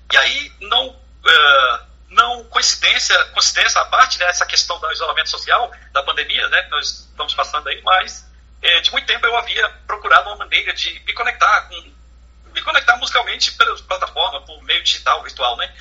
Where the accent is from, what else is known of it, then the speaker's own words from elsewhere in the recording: Brasília, Federal District, Brazil; nós que somos aqui de Brasília